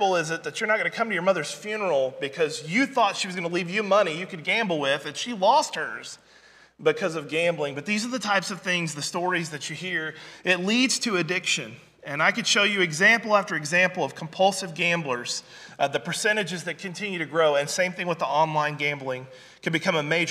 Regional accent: Branson, Missouri, United States; I was raised up in Southwest Missouri, Branson, Missouri

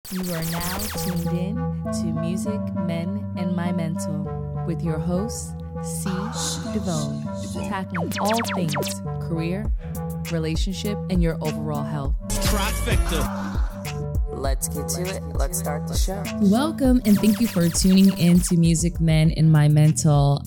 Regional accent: New York City, New York, United States; I'm a DJ from New York City

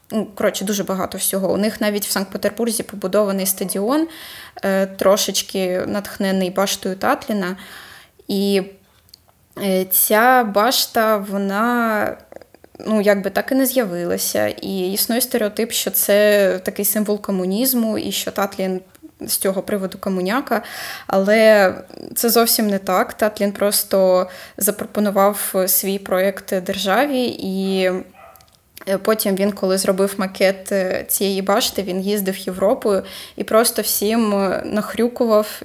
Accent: Kharkiv, Kharkiv Oblast, Ukraine; це просто дивовижно, що ми, як харків'яни, про нього прям зовсім забули.

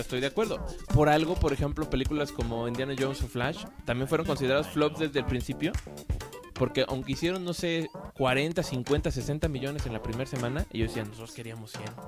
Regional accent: Mexico; Siendo mexicanos como somos

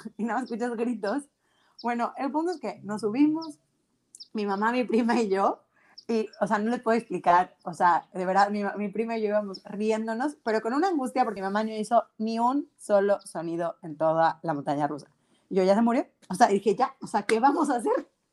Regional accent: Mexico; nosotros como mexicanos

